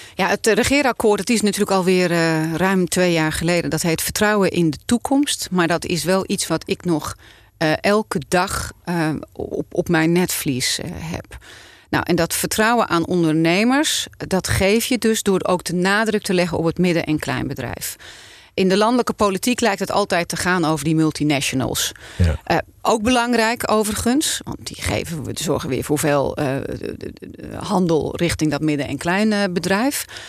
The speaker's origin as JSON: {"language": "Dutch", "town": "Volendam", "region": "North Holland", "country": "Netherlands", "said": "ik kom van Volendam."}